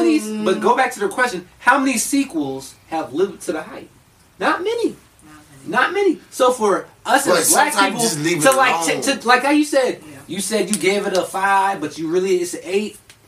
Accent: California, United States; now in Bluffton, United States; growing up in California

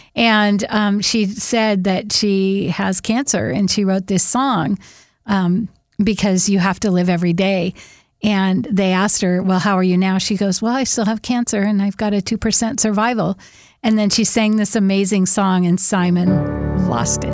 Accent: Whidbey Island, Washington, United States; I'm from Whidbey Island

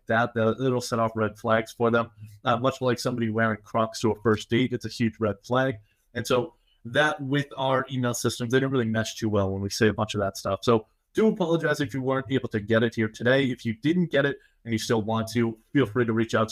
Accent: Massachusetts, United States; my home state of Massachusetts

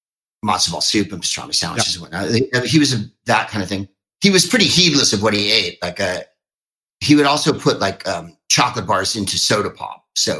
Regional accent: San Carlos, California, United States; also born or lived in Phoenix, Arizona; Well, I'm from San Carlos, a small white community south of San Francisco.

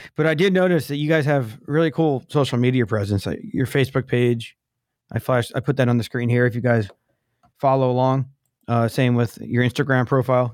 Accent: East Coast, United States; now in San Diego, United States; I grew up on the East Coast.

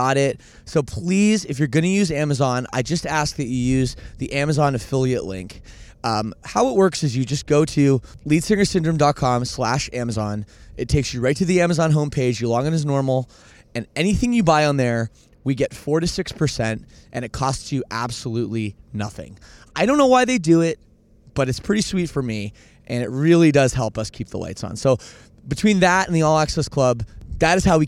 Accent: Oakville, Ontario, Canada; It was Oakville, Ontario, Canada. My hometown

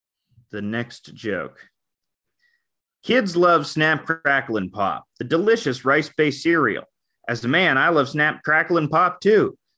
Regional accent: Canada; I'm Canadian.

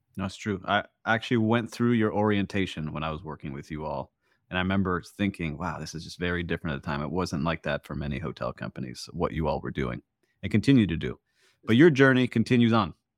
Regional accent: Miami Beach, Florida, United States; my hometown of Miami Beach

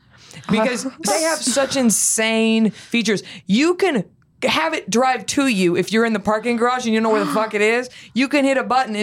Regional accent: Dallas, Texas, United States; there's a Tesla store in North Park Mall in Dallas, which is like a big fancy mall in my hometown.

